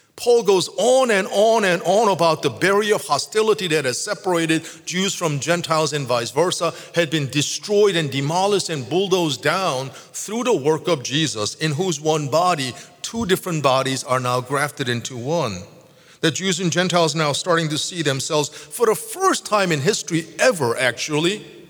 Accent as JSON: {"language": "English", "country": "South Korea", "tie": "born or raised there", "moved": "yes", "said": "I grew up in Korea"}